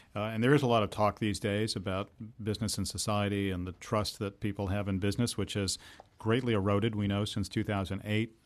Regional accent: Boston, Massachusetts, United States; as a Bostonian born and raised here

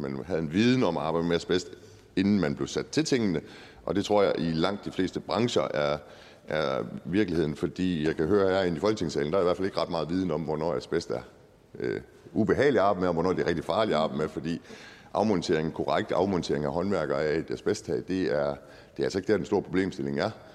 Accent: Aalborg, North Denmark Region, Denmark; som aalborgenser

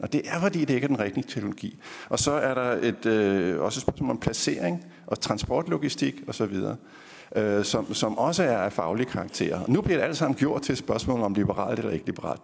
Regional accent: Funen, Southern Denmark, Denmark; Nu er jeg jo fra Fyn

